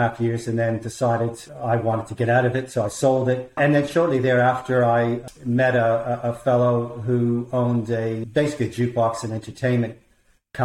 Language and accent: English; Toronto, Ontario, Canada; moved away as an adult; now in Australia; I was born in Toronto, Canada. I moved to Australia in the early 1990s